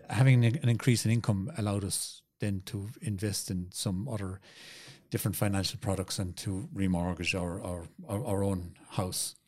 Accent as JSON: {"language": "English", "area": "Tipperary", "region": "Munster", "country": "Ireland", "moved": "yes", "said": "I'm originally from Tipperary"}